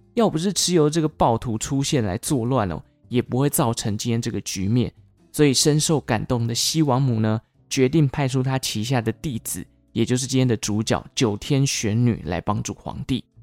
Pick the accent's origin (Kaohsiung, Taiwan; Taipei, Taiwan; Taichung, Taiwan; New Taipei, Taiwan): Taichung, Taiwan; 落脚在我的故乡，也就是台中，台中的龙井区